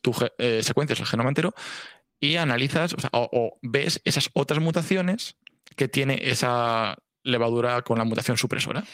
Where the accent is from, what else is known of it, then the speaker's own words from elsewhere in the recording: Valladolid, Castile and León, Spain; moved away as an adult; also born or lived in Salamanca / Alcalá de Henares; now in Valencia, Spain; yo soy de Valladolid.